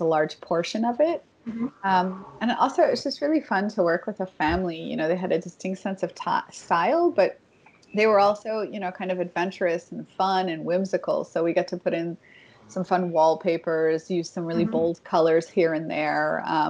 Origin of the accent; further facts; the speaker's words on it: United States; now in Switzerland; I feel as an American in Switzerland